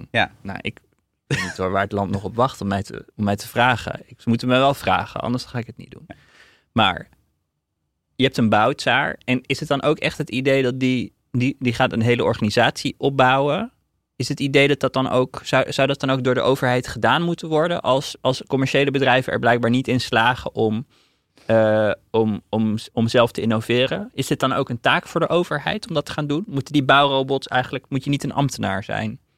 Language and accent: Dutch; Netherlands; als, als Nederlanders